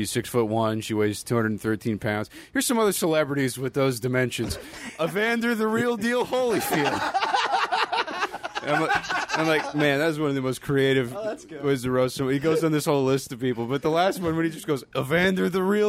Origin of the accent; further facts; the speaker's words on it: Chino, California, United States; I'm from Chino, man.